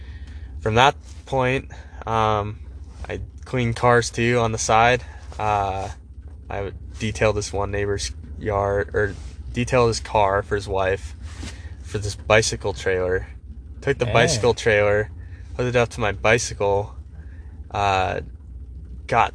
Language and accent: English; Amana, Iowa, United States; also born or lived in Idaho; now in Hayden, United States; I was raised in Iowa, a small town called Amana, Iowa.